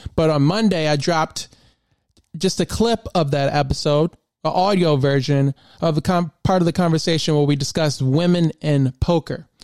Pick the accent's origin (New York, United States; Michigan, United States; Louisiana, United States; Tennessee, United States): Tennessee, United States; Memphis; moved away as an adult; now in Maryland, United States; I really spent a lot of time, um, growing up in Memphis